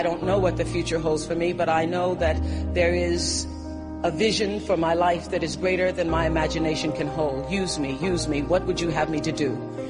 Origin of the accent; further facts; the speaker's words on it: Mississippi, United States; Growing up in Mississippi